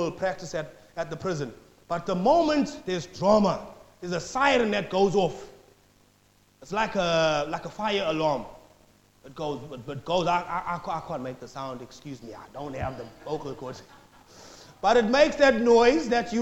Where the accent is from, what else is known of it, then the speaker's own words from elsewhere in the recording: South Africa; now in Australia; I'm from South Africa